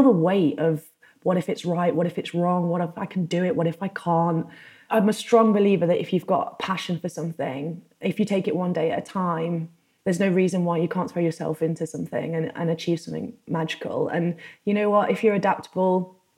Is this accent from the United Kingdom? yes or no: yes; United Kingdom; moved away as an adult; also born or lived in North America; my home country of the UK